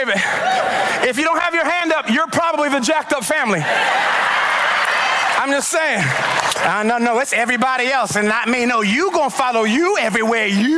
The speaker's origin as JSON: {"language": "English", "town": "Baltimore", "region": "Maryland", "country": "United States", "said": "I'm from Baltimore"}